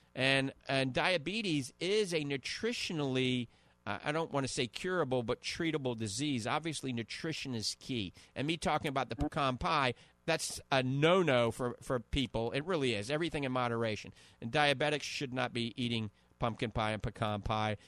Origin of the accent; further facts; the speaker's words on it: New Orleans, Louisiana, United States; accent: New Orleans (Yat); my New Orleans accent coming out, uh, Kunas accent.